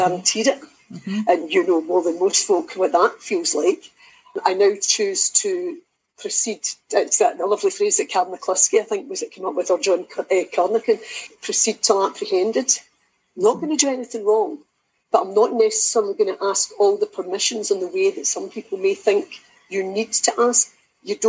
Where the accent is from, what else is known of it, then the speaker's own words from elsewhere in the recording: Kilwinning, Scotland, United Kingdom; also born or lived in Kilmarnock; I'm from Kilwinning, but I've lived in Kilmarnock for most of my life, so Ayrshire through and through